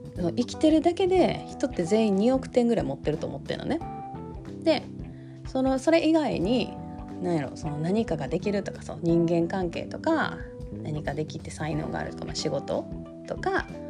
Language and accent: Japanese; Kansai, Japan; accent: Kansai dialect